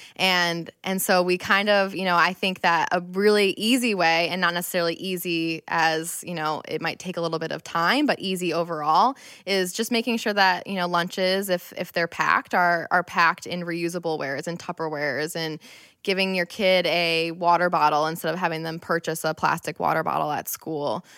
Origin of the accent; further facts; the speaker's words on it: Rochester, New York, United States; I'm born and raised in Rochester